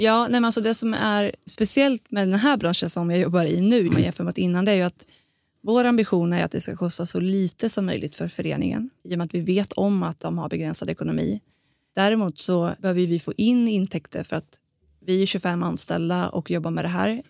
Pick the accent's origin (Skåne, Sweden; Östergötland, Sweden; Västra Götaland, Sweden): Östergötland, Sweden; Linköping; moved away as an adult; now in Stockholm, Sweden; jag kommer från Linköping men har ju bott då mitt vuxna liv i Stockholm